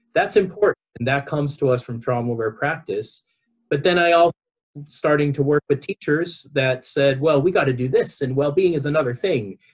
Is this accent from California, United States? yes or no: yes; Los Angeles, California, United States; accent: Southern California; moved away as an adult; also born or lived in New York City, United States; now in Victoria, Australia; I my accent is from Southern California. I was uh, raised in Los Angeles